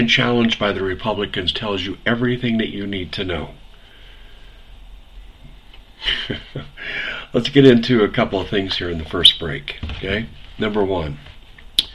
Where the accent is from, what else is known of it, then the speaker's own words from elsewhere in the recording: Maricopa County, Arizona, United States; I'm from Maricopa